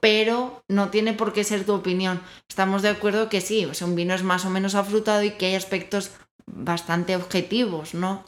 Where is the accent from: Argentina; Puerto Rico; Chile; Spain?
Spain; now in Mexico; soy española, como bien dirá mi acento